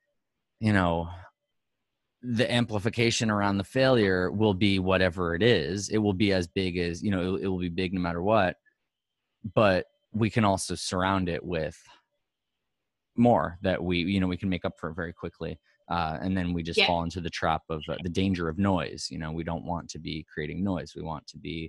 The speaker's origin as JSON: {"language": "English", "town": "New York City", "region": "New York", "country": "United States", "tie": "born or raised there", "said": "Like, I'm a Manhattan kid. I'm first generation Manhattan, fourth generation Bensonhurst, Bay Ridge."}